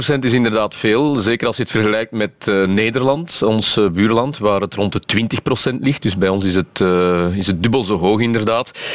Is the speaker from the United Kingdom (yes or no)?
no; Flanders, Belgium; wij als Vlamingen